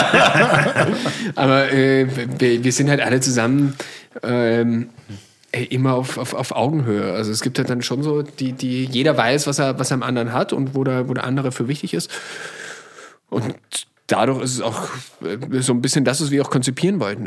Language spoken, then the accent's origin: German; Salzburg, Austria; moved away as an adult; now in Berlin, Germany; ich komme aus Salzburg